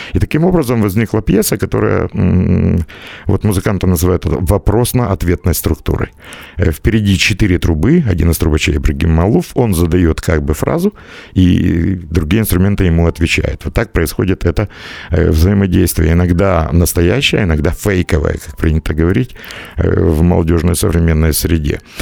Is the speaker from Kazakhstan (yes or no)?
no; Ukraine; я из Украины